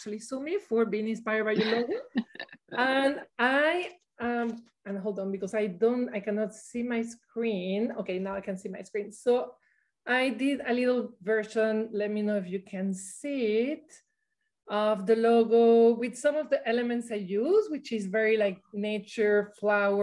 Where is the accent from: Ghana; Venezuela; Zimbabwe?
Venezuela; moved away; I grew up in Venezuela